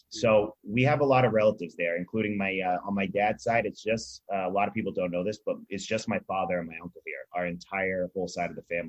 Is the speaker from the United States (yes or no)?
yes; Westwood, Massachusetts, United States; also born or lived in West Roxbury, Massachusetts; I grew up in Westwood, Massachusetts. My family moved there when I was about 3 years old from West Roxbury. I grew up in the Rosendale Church